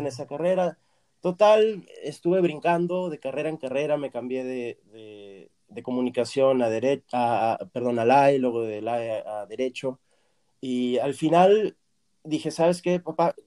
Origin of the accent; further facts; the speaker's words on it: Torreón, Coahuila, Mexico; moved away as an adult; also born or lived in Argentina / Virginia, United States; now in Los Angeles, United States; yo estoy fuera de Torreón 20 años exactamente, porque yo me fui en el 2001 de Torreón